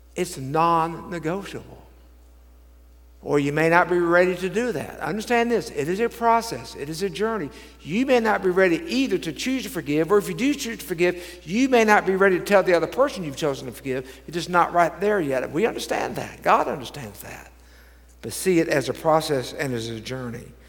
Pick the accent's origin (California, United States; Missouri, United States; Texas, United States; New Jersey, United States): Texas, United States; Dallas; I grew up in Dallas